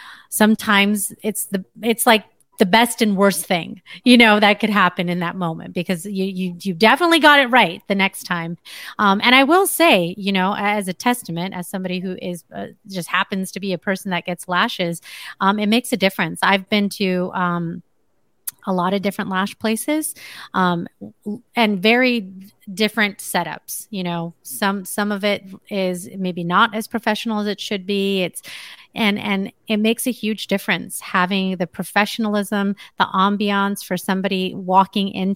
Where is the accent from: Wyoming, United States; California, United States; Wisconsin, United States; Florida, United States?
California, United States; now in Las Vegas, United States; I live in Las Vegas. I'm from California